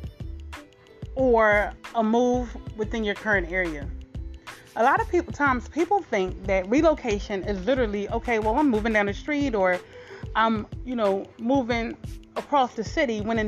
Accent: Philadelphia, Pennsylvania, United States; I'm from Philadelphia, Pennsylvania.

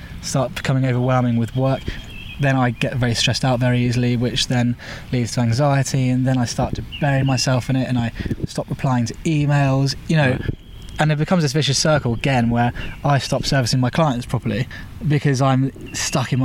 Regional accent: Winchester, South East England, United Kingdom; moved away as an adult; also born or lived in Bristol; I went straight back to Winchester, to my hometown.

